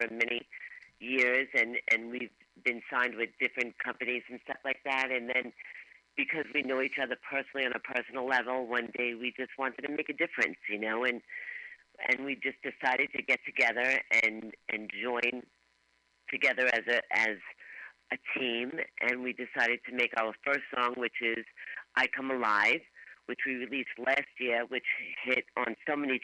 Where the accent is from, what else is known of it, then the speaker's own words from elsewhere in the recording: New York City, New York, United States; Born and raised in Brooklyn